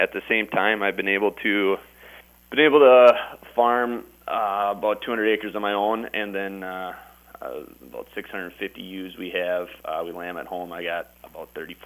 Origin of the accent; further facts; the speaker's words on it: Lake Crystal, Minnesota, United States; I'm from Lake Crystal, Minnesota. I grew up just about 5 miles south of town here